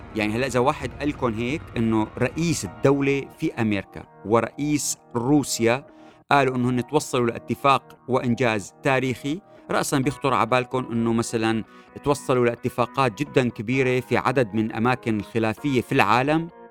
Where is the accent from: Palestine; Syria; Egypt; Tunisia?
Syria; لذهننا كسوريين